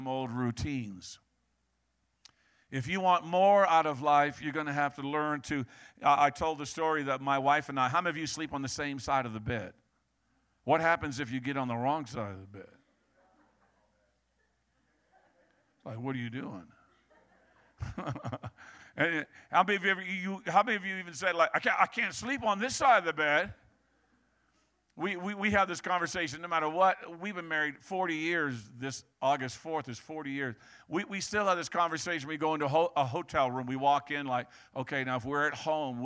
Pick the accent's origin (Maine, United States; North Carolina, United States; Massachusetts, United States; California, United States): Maine, United States; New England; Reminds me of Maine and growing up in New England